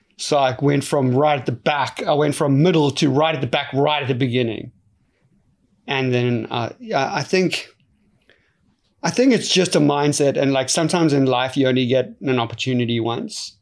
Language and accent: English; South Africa; growing up in South Africa is a very unique place